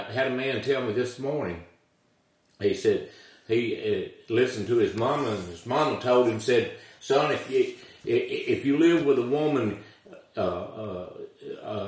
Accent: Tupelo, Mississippi, United States; I'm local. I grew up in Tupelo, Mississippi. I graduated Tupelo High School. I've lived in the area of Northeast Mississippi all my life.

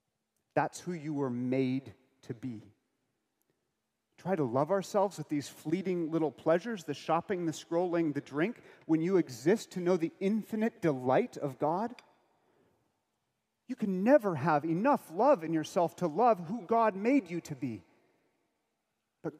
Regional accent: United States; I'm American.

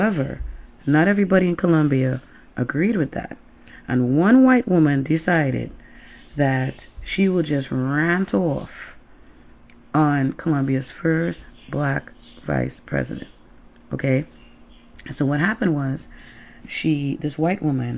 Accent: Trinidad & Tobago; now in Connecticut, United States; I come from Trinidad and Tobago, and in my little country that looks like a Timberland boot

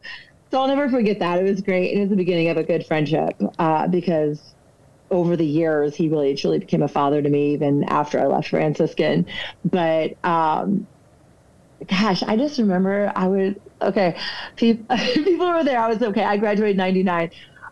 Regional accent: Texas, United States; now in Front Royal, United States; So I am from Texas. Anyone from Texas will say from Texas. I actually live in Virginia right now.

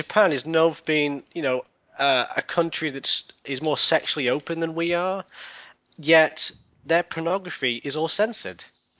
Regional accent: United Kingdom; We're all British.

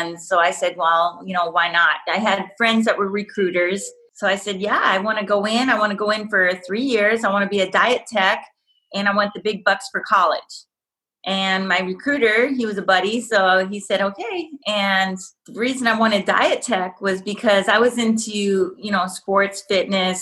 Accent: North Dakota, United States; also born or lived in Kansas; So I was born in Kansas, and then I grew up in North Dakota.

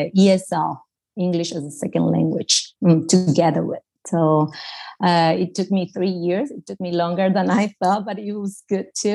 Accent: Paraguay; English is a second language; moved away as an adult; also born or lived in Kansas, United States / Brazil; now in Germany; I've been born and raised in Paraguay

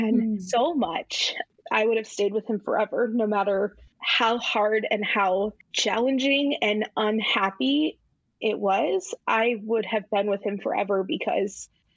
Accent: Indiana, United States; we're from Indiana

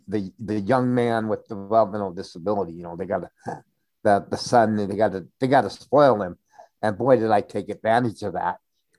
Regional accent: Pocatello, Idaho, United States; moved away as an adult; also born or lived in Washington; In Pocatello, Idaho.

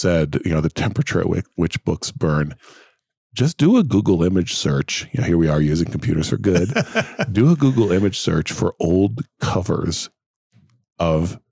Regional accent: Brazil; moved away; I grew up in Brazil and, we spoke English in the house, but that was the only place there was English.

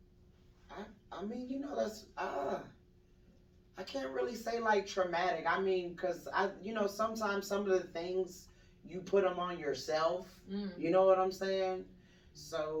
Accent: Orlando, Florida, United States; also born or lived in Jamaica; I am originally from Orlando, Florida.

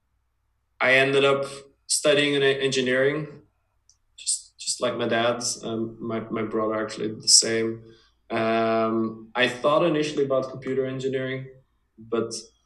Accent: Dutch-speaking part of Belgium, Flanders, Belgium; also born or lived in United States; My parents are originally from the Dutch speaking part, so that's where we lived most of our life

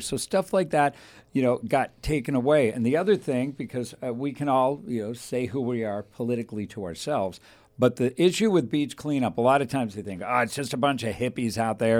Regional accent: Thousand Oaks, California, United States; When I was raised in Thousand Oaks

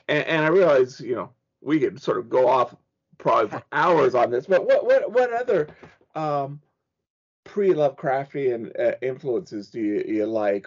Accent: Ventura County, California, United States; now in Oregon, United States; I was born and raised in California and moved to Oregon.

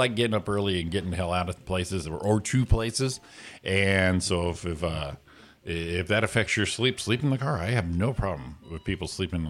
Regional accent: Waterbury, Connecticut, United States; now in Rancho Cucamonga, United States; My hometown, Waterbury, Connecticut.

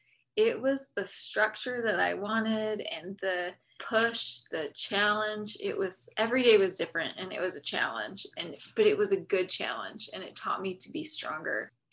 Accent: Utah, United States; I grew up in Utah. I have 6 brothers and sisters. So I'm number 6 of 7.

